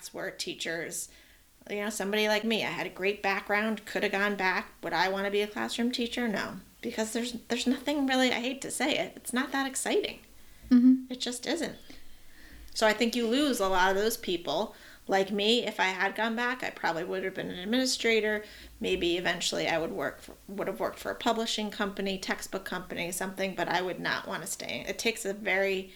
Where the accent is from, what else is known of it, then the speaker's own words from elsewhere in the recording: West Hartford, Connecticut, United States; now in Stamford, United States; I grew up in West Hartford